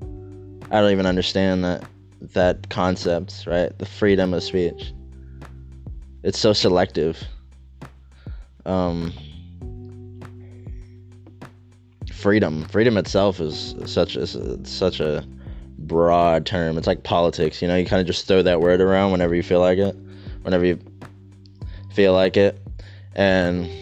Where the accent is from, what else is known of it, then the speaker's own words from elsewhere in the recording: United States; we're Americans, right? We're American citizens. I was born in this country